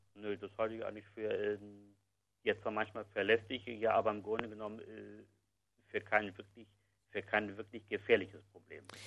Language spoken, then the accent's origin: German; Berlin, Germany; Ich bin gebürtiger Westberliner